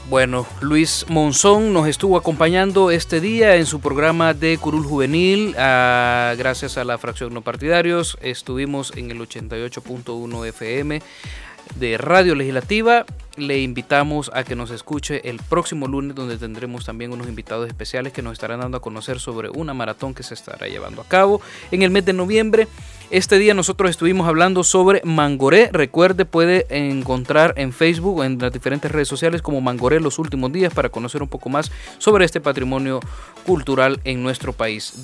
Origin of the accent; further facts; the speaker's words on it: El Salvador; como salvadoreños